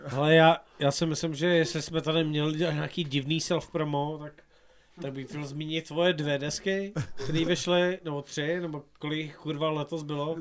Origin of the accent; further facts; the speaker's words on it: Silesia, Czechia; já jsem jako ze Slska